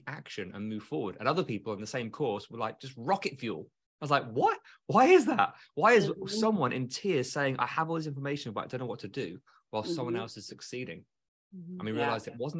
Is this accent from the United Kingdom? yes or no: yes; United Kingdom; moved away as an adult; now in United States; I'm British